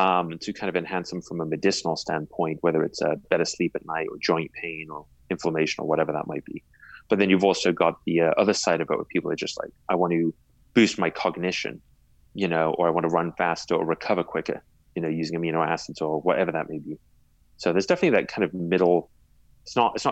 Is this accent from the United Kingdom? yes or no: yes; England, United Kingdom; I was born in England and I grew up there